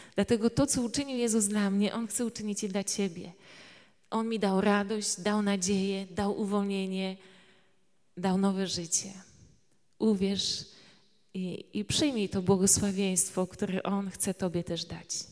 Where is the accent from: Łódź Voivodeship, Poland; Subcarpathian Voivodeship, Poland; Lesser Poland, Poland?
Subcarpathian Voivodeship, Poland; Tarnowska Wola; pochodzę e, z Podkarpacia. E, to jest taka mała miejscowość Tarnowska Wola i cóż, tam wyrastałam